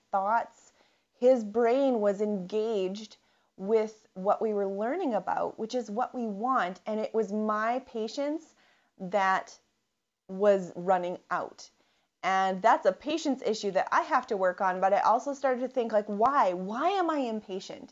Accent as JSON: {"language": "English", "region": "Canadian prairies", "country": "Canada", "said": "I'm from the Canadian prairies"}